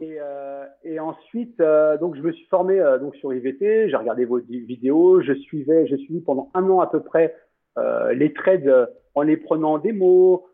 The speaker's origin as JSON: {"language": "French", "country": "France", "moved": "yes", "lives_now": "Costa Rica", "said": "en tant que Français"}